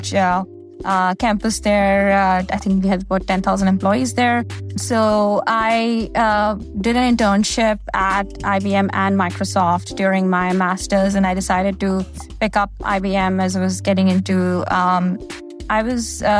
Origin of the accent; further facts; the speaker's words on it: India; moved away as an adult; now in United States; I grew up in India and I did my undergrad in India